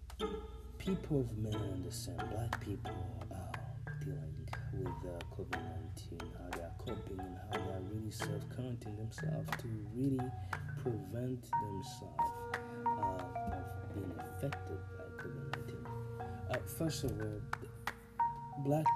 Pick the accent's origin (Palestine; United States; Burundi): Burundi; moved away; I was born and raised in, this is my own country